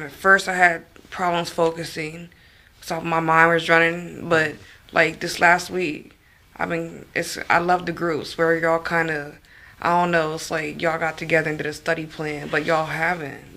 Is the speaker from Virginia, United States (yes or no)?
yes; Northern Virginia, United States; I'm from Northern Virginia